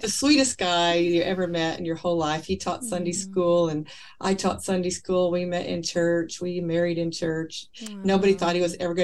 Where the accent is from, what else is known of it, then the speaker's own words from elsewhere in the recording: Kentucky, United States; I was raised in Kentucky